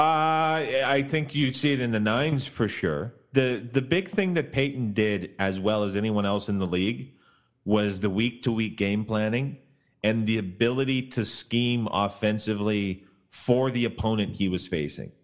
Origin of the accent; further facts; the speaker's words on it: Canada; moved away; I grew up in Canada